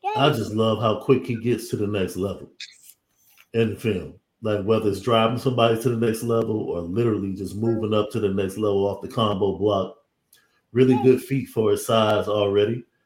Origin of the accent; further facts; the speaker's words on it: Midwest, United States; growing up in the Midwest